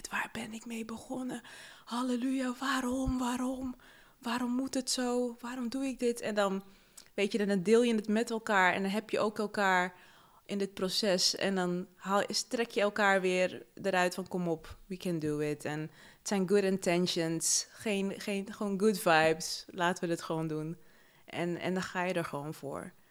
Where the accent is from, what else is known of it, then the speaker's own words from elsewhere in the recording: Paramaribo, Paramaribo District, Suriname; born there; Ik ben in 1987 geboren in Paramaribo, Suriname.